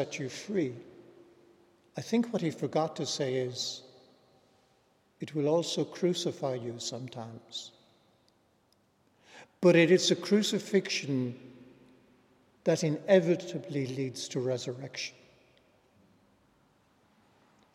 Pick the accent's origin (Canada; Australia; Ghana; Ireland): Ireland; County Clare, Munster; moved away as an adult; also born or lived in New York City, United States; we say in County Clare